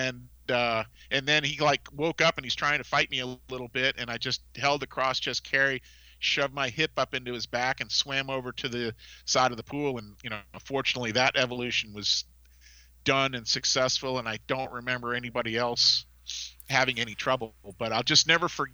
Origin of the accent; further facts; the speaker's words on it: Massachusetts, United States; I was from Massachusetts